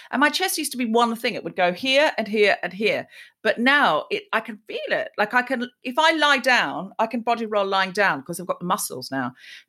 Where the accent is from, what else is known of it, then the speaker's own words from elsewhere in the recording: Australia; moved away as an adult; now in United Kingdom; I was raised in Australia and then I moved to Britain as a grown-up and I went to uni over here.